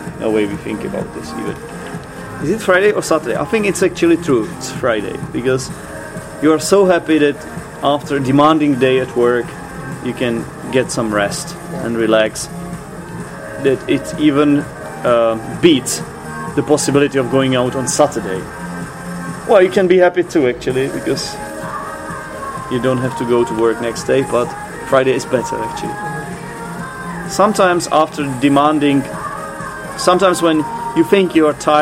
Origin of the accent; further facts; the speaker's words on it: Czechia; we are from the Czech Republic